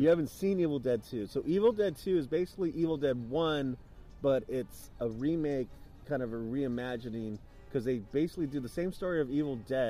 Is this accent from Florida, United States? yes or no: no; Gilroy, California, United States; my hometown, Gilroy